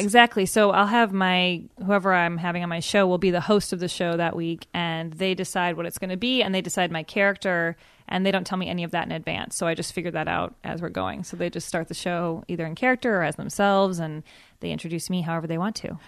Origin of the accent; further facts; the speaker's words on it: Evanston, Illinois, United States; moved away as an adult; also born or lived in New York; now in Los Angeles, United States; I'm from Chicago. I grew up in Evanston, Illinois.